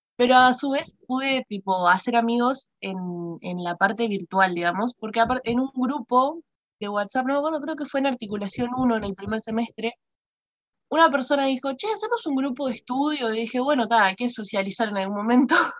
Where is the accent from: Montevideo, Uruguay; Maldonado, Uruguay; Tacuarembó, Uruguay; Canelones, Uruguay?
Maldonado, Uruguay; yo soy de Maldonado, y de Maldonado, onda cerca de José Ignacio, ni siquiera en el centro de Maldonado